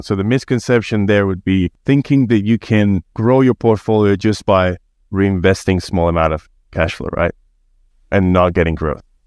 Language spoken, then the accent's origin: English; Spain; moved away as an adult; now in Australia; I was born and raised in Spain and been in Australia for a few years